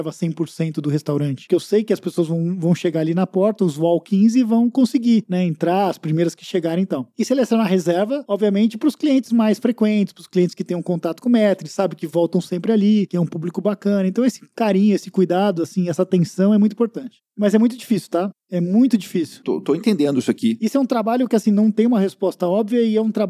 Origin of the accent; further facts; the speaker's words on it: Rio de Janeiro, Brazil; Sou carioca, eu vou pro certeza. Rio